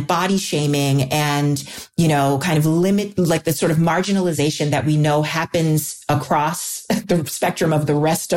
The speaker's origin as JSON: {"language": "English", "region": "New York", "country": "United States", "tie": "born or raised there", "said": "I grew up in New York"}